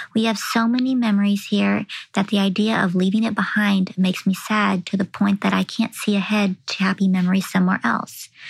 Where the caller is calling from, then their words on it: Texas, United States; calling from Roy City, Texas.